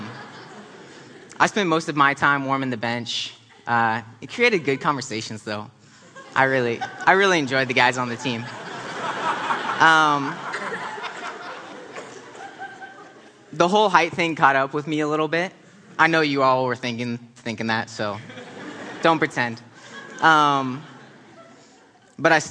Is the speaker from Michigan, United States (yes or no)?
no; Spokane, Washington, United States; also born or lived in Philadelphia; Spokane was an awesome place to grow up